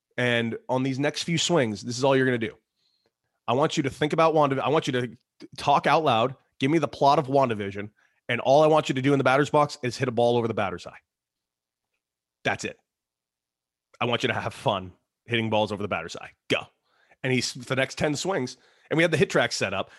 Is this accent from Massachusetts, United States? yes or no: no; Los Angeles, California, United States; I was from Los Angeles, California. It's a hotbed of baseball, hotbed.